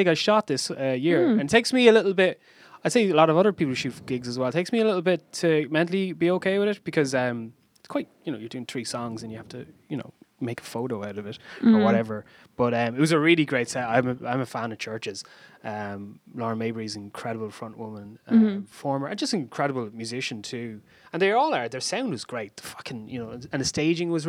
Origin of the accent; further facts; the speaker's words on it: Waterford, Munster, Ireland; moved away; my hometown of Waterford